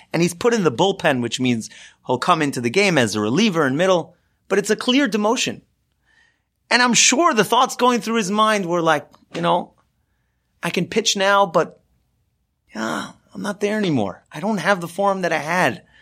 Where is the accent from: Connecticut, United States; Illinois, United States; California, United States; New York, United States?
California, United States; Los Angeles; I grew up in Los Angeles, and I grew up following the Dodgers.